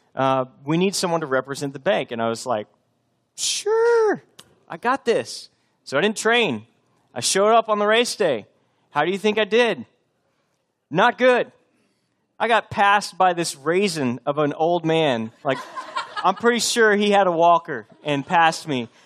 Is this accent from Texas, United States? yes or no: yes; Texas, United States; moved away as an adult; also born or lived in Boston; I'm from Texas, but we were living up near Boston.